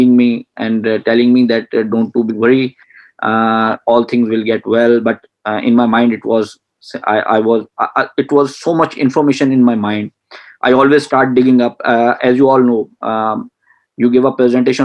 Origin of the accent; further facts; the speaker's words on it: Punjab, Pakistan; moved away as an adult; now in Karachi, Pakistan; my hometown is in another province of the Pakistan, that is Punjab